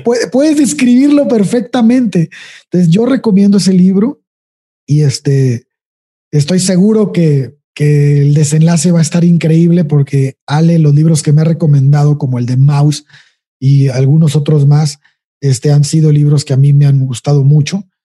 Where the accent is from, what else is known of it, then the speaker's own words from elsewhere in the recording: Mexico; en nuestro país